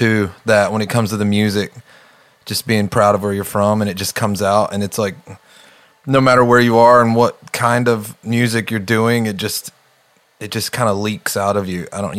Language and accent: English; right outside of Charlotte, North Carolina, United States; moved away as an adult; now in Redding, United States; I grew up in Charlotte. Well, I grew up right outside of Charlotte, but I moved to Charlotte when I was like 20, 21.